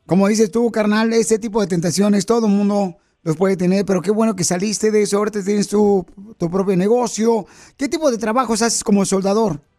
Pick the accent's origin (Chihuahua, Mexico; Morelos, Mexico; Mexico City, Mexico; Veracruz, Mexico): Mexico City, Mexico; now in United States; Porque aquí venimos de la Ciudad de México a Estados Unidos.